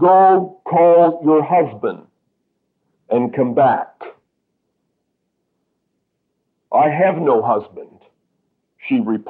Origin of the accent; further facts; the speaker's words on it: Canada; I am a Canadian